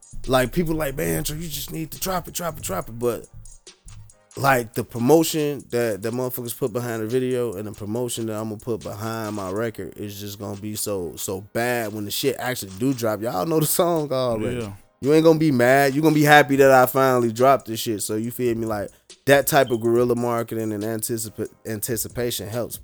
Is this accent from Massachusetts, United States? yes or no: no; Chicago, Illinois, United States; moved away; I'm from Chicago.